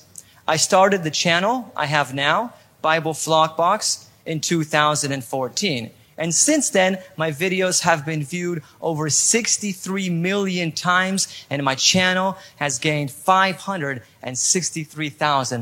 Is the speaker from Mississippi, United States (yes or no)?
no; California, United States; accent: perfect American accent; moved away as an adult; now in Poland; Even though I was born in Poland, I felt more like an American because I was raised in California.